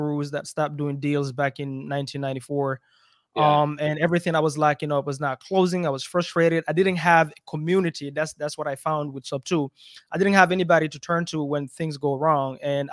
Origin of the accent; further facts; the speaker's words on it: Belgium; moved away; also born or lived in Africa; I grew up in Belgium, but I'm from Africa